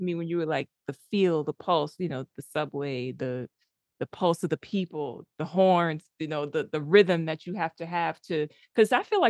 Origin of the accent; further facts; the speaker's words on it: New York City, New York, United States; I'm from the Bronx.